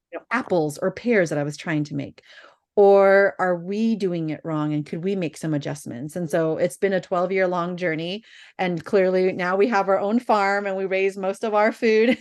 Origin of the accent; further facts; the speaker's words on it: Bay Area, California, United States; born and raised in the Bay Area